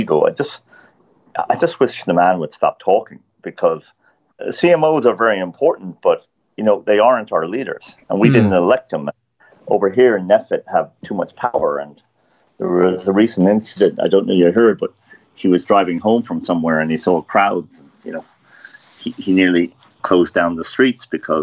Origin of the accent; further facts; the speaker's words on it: Ireland; as an Irishman